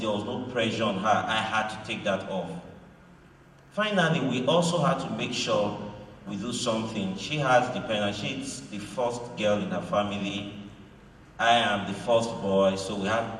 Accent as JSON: {"language": "English", "region": "Delta", "country": "Nigeria", "tie": "born or raised there", "also_born_or_lived": "Edo State", "second_language": "English", "said": "I grew up in Delta State"}